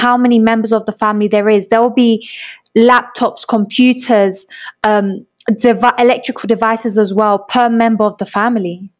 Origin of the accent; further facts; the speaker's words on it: London, United Kingdom; moved away as an adult; now in Medellín, Colombia; I grew up in London